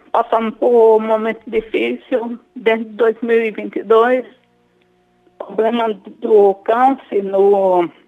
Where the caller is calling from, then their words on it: São Paulo, Brazil; Vou falar aqui do Jardim Paraná, São Paulo.